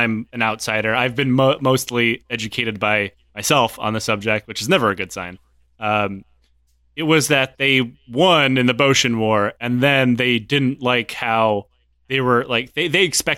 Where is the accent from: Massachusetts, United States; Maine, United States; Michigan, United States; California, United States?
Michigan, United States; I grew up in Michigan.